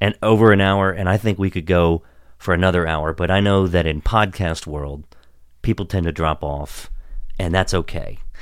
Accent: Washington County, Maryland, United States; now in Gaithersburg, United States; I grew up in Washington County

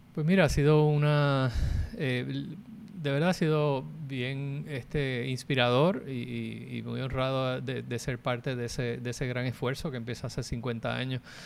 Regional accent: Puerto Rico

